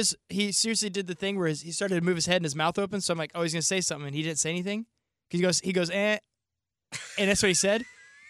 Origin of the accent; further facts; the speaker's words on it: Springfield, United States; Because I grew up in Springfield. We didn't have, you know, there's no hockey rink or anything.